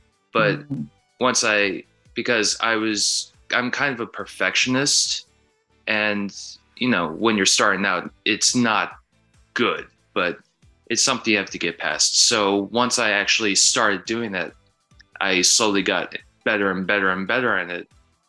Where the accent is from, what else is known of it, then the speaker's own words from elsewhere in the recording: Minnesota, United States; I am a filmmaker from Minnesota